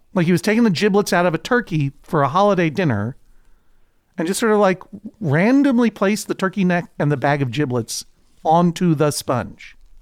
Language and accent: English; New England, United States; my historic growing up in New England